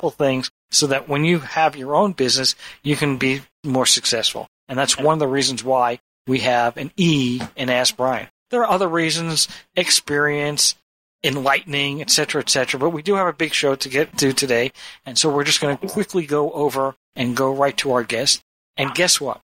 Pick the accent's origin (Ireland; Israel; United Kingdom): Ireland; I'm from Ireland and I think that it's an E.